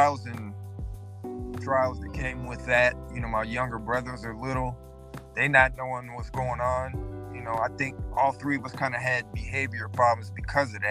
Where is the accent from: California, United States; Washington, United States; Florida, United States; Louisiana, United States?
Washington, United States; Seattle; my hometown, Seattle